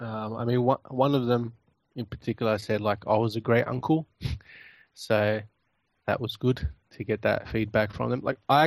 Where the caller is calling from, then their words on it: Australia; I'm calling from Australia.